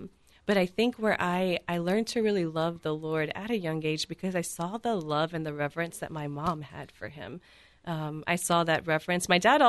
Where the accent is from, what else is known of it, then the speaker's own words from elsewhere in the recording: South Louisiana, United States; moved away; I'm from South Louisiana originally.